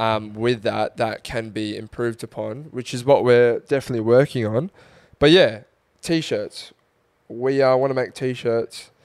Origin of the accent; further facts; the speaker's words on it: Australia; as an Australian